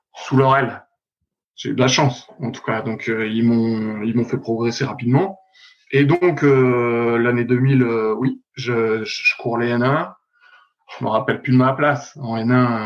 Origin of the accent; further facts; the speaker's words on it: Dijon, Bourgogne-Franche-Comté, France; moved away as an adult; also born or lived in Vaires-sur-Marne / Rennes; j'étais de Dijon, en tout cas du club vers Dijon